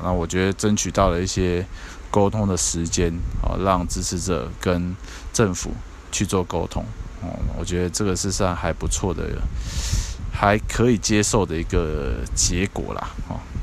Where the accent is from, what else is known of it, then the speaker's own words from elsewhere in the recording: Taiwan; 我们台湾这边